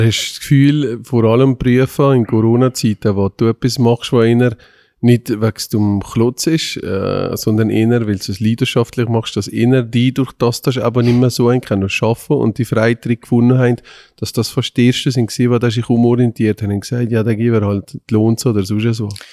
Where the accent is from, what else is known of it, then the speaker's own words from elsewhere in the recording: Valais, Switzerland; wir kommen aus dem Wallis